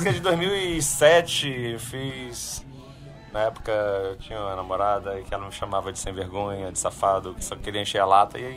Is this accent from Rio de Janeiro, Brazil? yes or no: yes; Rio de Janeiro, Brazil; now in Natal, Brazil; na verdade, eu cresci no Rio de Janeiro, mas meus pais já são de Natal. Meu pai é, é natural do Rio Grande do Norte.